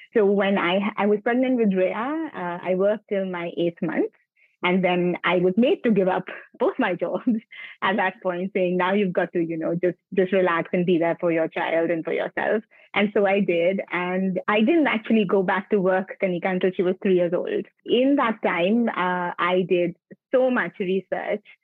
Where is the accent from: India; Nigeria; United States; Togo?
India; Mumbai, Maharashtra; I'm born and brought up in Bombay, in South Bombay.